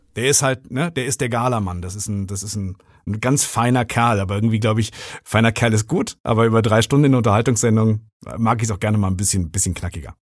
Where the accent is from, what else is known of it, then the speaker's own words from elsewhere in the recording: Rinkerode, North Rhine-Westphalia, Germany; now in Ruhr area, Germany; im Ort im Münsterland, wo ich aufgewachsen bin, in Rinkerode